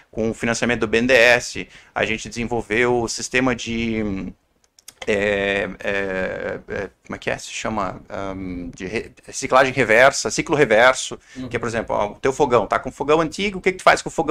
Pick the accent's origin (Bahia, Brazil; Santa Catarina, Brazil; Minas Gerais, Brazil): Santa Catarina, Brazil; Balneário Camboriú; also born or lived in Curitiba / Blumenau; Eu sou do sul do Brasil, sou lá de. Eu nasci em Curitiba, mas cresci em Camboriú, em Balneário Camboriú, e fiz a minha faculdade em Blumenau, ali na FURB.